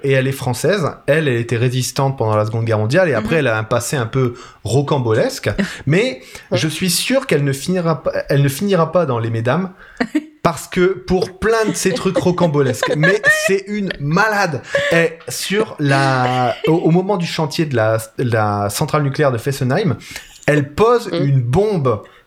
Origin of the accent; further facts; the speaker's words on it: Italy; moi, je suis italien